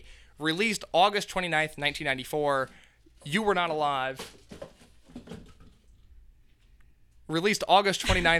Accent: Indiana, United States; I'm from Indiana.

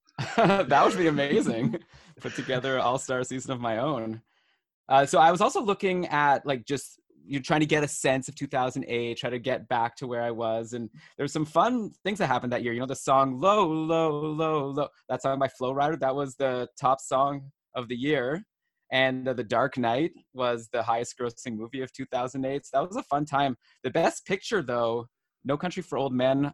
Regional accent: Ottawa, Ontario, Canada; I grew up in Ottawa, just like Brian, my co-host

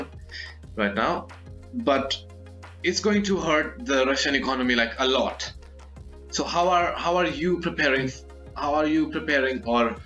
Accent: India; I'm Indian

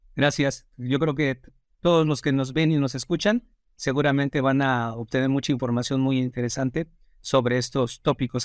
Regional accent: Mexico

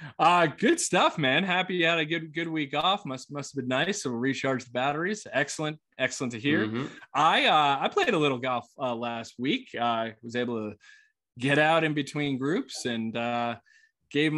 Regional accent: New York, United States; I'm from New York

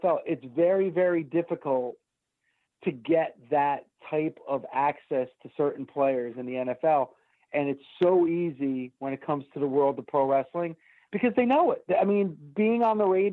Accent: Hawthorne, New Jersey, United States; Jersey, which is where I grew up and where I still live

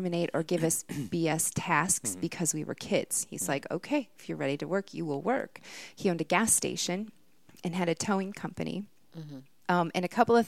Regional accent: Minnesota, United States; accent: Minnesotan; my Minnesotan accent

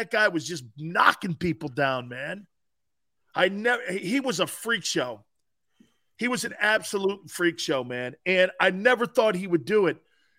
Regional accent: New England, United States; moved away; I'm from New England

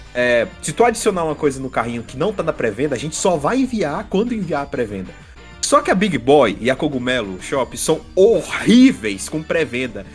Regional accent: Brazil; como um bom brasileiro

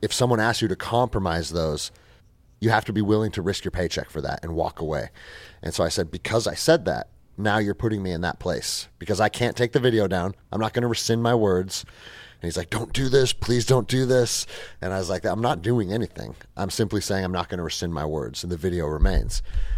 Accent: Seattle, Washington, United States; I mean, I grew up in Seattle. I was a little skater kid at 13 years old

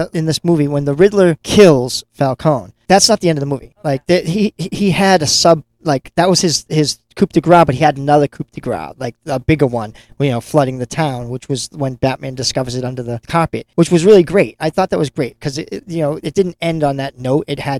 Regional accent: Lynn, Massachusetts, United States; my hometown of Lynn, Massachusetts.

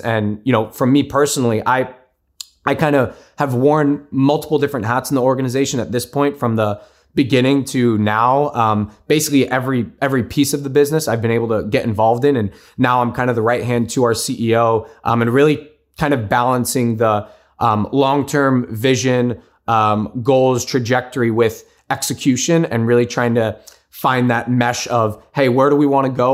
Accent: United States; I'm first generation born and raised in the States.

